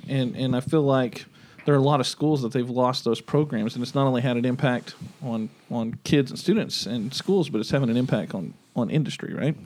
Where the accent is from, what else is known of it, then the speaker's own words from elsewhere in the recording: Locust Grove, United States; I grew up in Locust Grove